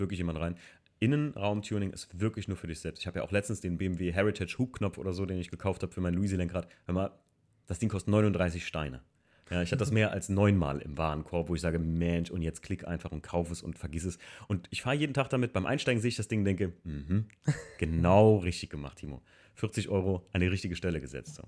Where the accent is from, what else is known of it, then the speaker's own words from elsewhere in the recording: Hamburg, Germany; bei uns in Hamburg